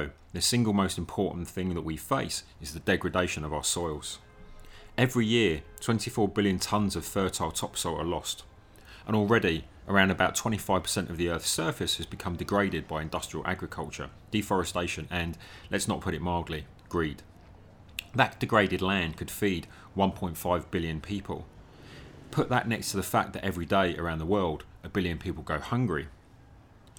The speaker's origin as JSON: {"language": "English", "town": "Newcastle upon Tyne", "region": "North East England", "country": "United Kingdom", "tie": "born or raised there", "said": "my hometown of Newcastle upon Tyne"}